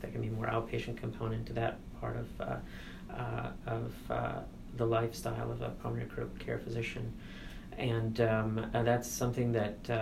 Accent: United States; also born or lived in India (ancestry); I'm an Indian American first generation growing up in two different worlds

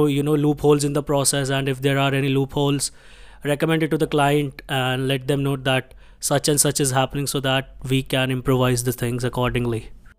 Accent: Delhi, India; English is a second language; I belong to Haryana, but I have been born and brought up in Delhi itself. My office is in Gurgaon.

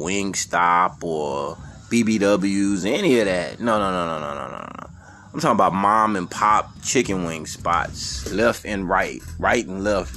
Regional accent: Houston, Texas, United States; now in Atlanta, United States; Growing up in Houston, Texas

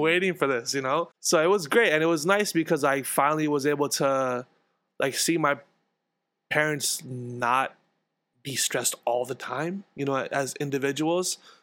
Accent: New York City, New York, United States; I grew up in Queens, in Jackson Heights, in this house right here

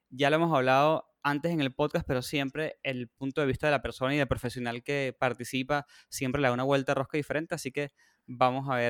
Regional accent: Venezuela; si sienten que yo lo argentino, no sé, la gente no sabe, pero yo soy de Venezuela también.

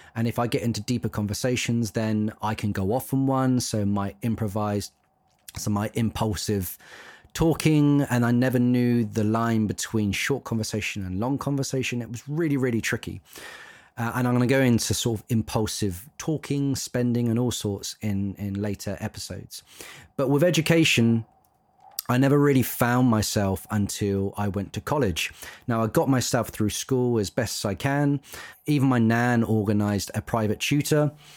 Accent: Isle of Wight, South East England, United Kingdom; I grew up on the Isle of Wight

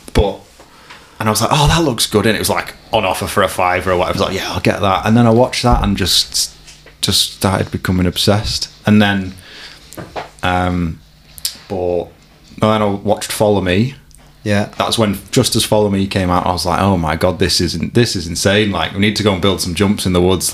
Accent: Warrington, North West England, United Kingdom; I grew up in Warrington. I've lived in a few spots in Warrington, but I'm still there.

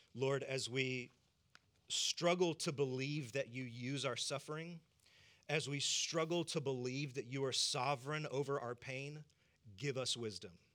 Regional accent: the South, United States; I'm from the South

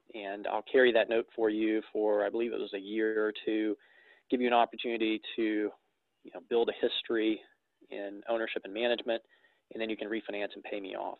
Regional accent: Florence, Alabama, United States; I am based in Florence, Alabama, uh, the Florence Muscle Shoals market. I've uh, born and bred here, been here for 36 years

